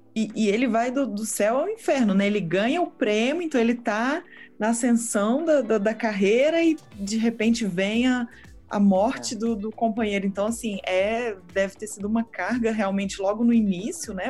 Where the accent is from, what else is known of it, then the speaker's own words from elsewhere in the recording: Belo Horizonte, Minas Gerais, Brazil; eu sou de BH